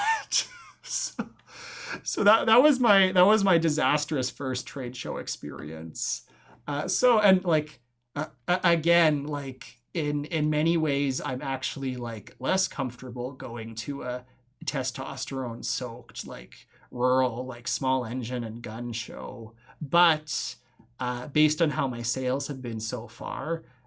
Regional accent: Alberta, Canada; moved away as an adult; now in Val Marie, Canada; I grew up in Alberta. I went to school in Alberta

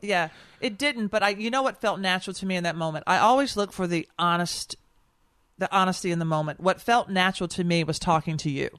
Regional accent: Nashville, Tennessee, United States; also born or lived in New York; now in Washington, D.C., United States; I am from Nashville. I live in Washington, D C, and I work in New York.

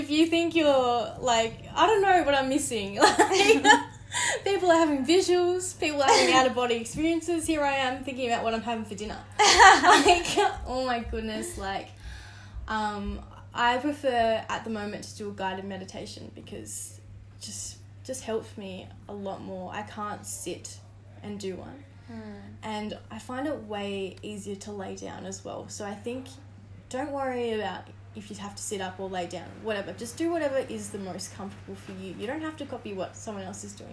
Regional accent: Tasmania, Australia; I grew up in Tassie

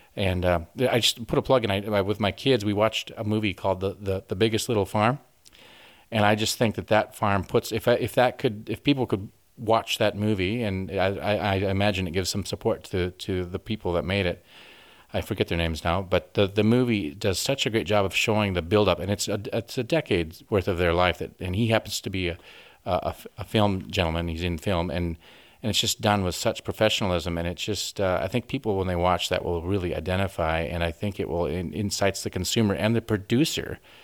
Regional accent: Orange City, Iowa, United States; moved away as an adult; now in Western Australia, Australia; I grew up in the northwest part of, of Iowa. Sioux County is actually kind of from the city. It's, the city is Orange City

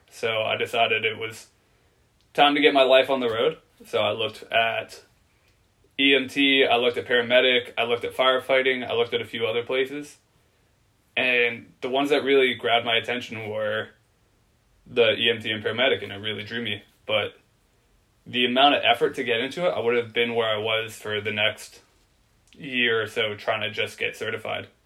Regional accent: Oceanside, California, United States; born there; now in Virginia, United States; I, uh, I was born in Oceanside, California. I'm a Marine brat. My dad's Marine. We moved around a lot. And eventually I wound up in Virginia. Been here about 14 years.

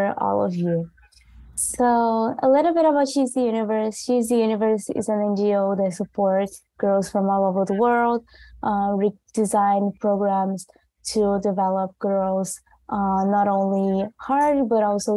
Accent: Rio de Janeiro, Brazil; I'm from Rio, Brazil

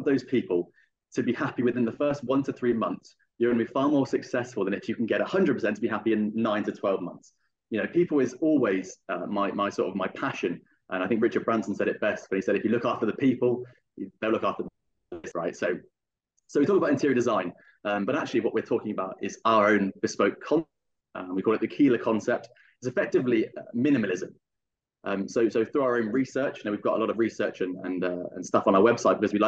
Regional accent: Bath, South West England, United Kingdom; accent: English; moved away as an adult; now in Dubai, United Arab Emirates; we're originally from Bath in the UK in the southwest, 100 miles west of London. And we've been in Dubai for 6 months

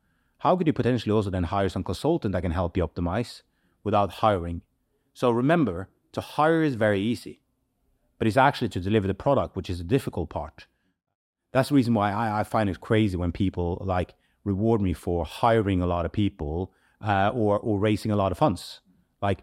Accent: Manchester, North West England, United Kingdom; we are born and raised in Manchester. We are very proud about that, and we want to build a community, and we want to give back.

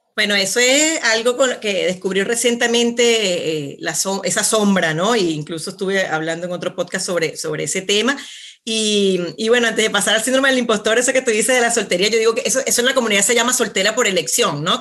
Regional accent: Venezuela; moved away as an adult; now in Santiago, Chile; soy venezolana, ¿ok? nacida, criada allá, toda mi, toda mi vida hasta los 35, pues vivía allá

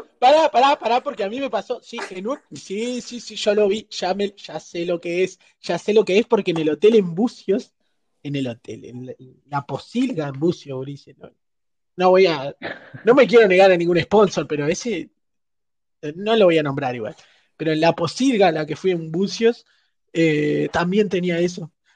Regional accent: Uruguay; somos uruguayos

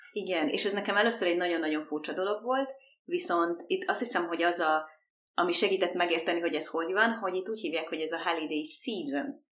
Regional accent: Hungary; now in Montreal, Canada

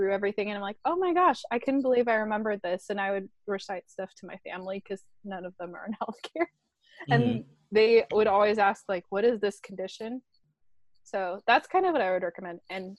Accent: near San Francisco, Northern California, United States; also born or lived in San Diego; I grew up near San Francisco.

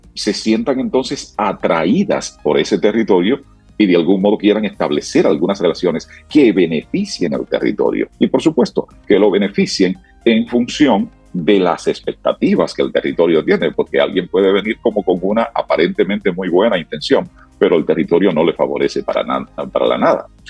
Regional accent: Sabaneta, Santiago Rodríguez, Dominican Republic; es en mi pueblo, es en Sabaneta, eh, Santiago Rodríguez

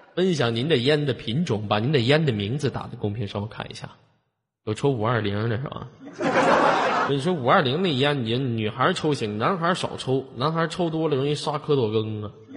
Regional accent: Shenyang, Liaoning, China; 我是来自沈阳的一个丑小伙儿

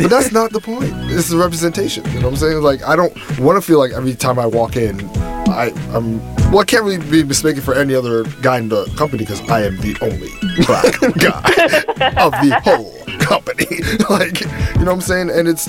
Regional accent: New York City, New York, United States; I'm the kid from Brooklyn, born and raised

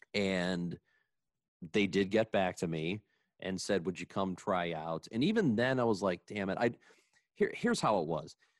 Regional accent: Granite City, Illinois, United States; growing up in Granite City.

